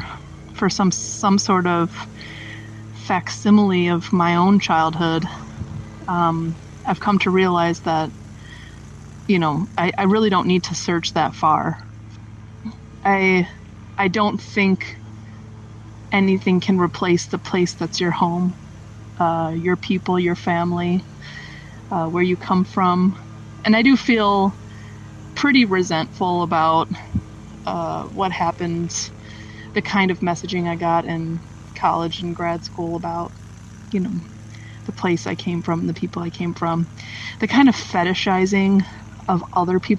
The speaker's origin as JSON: {"language": "English", "country": "United States", "moved": "yes", "said": "I'm coming around to appreciating my home more and more, the place I'm from."}